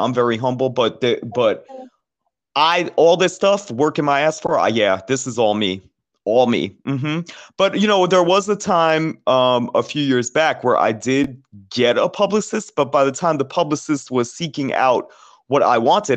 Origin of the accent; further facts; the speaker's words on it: New York, United States; moved away as an adult; also born or lived in New Jersey; growing up in New York and in New Jersey. And I moved out when I was 20 years old